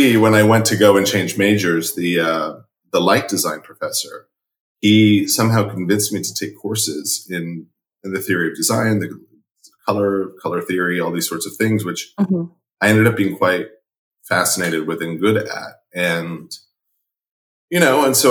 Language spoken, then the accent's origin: English; California, United States; I grew up in California